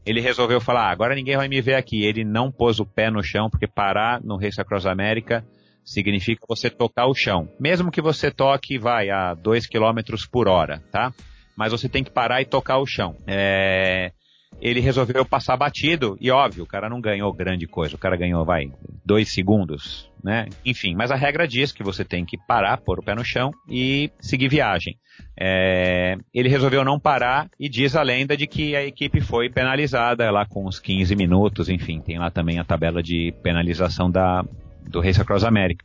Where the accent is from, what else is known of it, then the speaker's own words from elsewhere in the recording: Brazil; nós que somos brasileiros